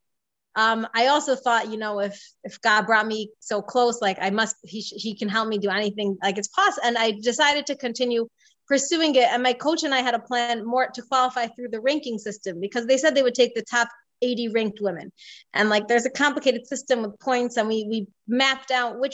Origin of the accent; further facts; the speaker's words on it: New Jersey, United States; now in Israel; I grew up in New Jersey, moved to Israel